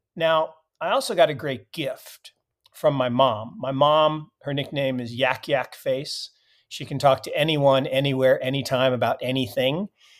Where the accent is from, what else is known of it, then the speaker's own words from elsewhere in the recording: Seattle, Washington, United States; So, by way of background, I'm a left coaster. I grew up in Seattle. And always thought I would stay there. But then we moved around a lot.